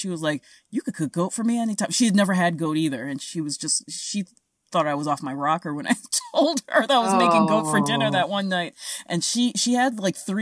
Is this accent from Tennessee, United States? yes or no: no; New York City, New York, United States; moved away as an adult; I grew up in New York City. I moved here only 4 years ago